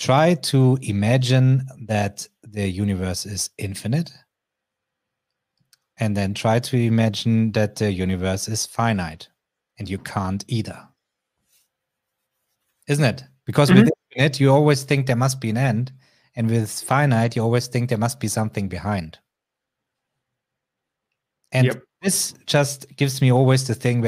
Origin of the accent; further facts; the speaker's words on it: Bavaria, Germany; I grew up in Bavaria